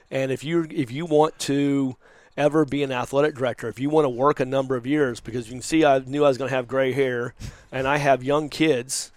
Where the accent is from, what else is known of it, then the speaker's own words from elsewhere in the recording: Dallas, Texas, United States; moved away as an adult; now in Los Angeles, United States; I'm a Texan